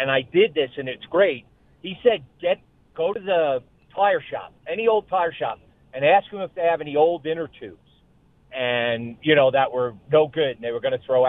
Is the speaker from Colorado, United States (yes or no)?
no; New York, United States; moved away; I grew up in New York, which we get a lot of snow and no snow.